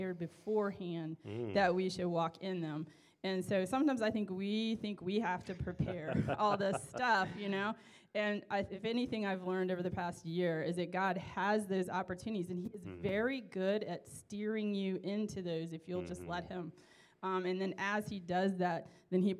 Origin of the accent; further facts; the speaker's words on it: United States; being American